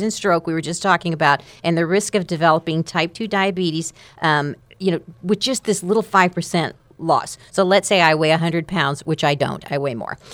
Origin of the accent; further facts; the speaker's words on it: Amarillo, Texas, United States; I'm from Amarillo